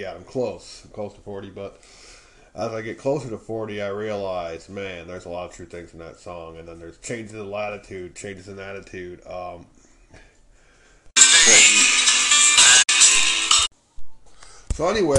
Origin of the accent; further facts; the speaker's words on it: Illinois, United States; I grew up here in Illinois, but most of my family is from northern Michigan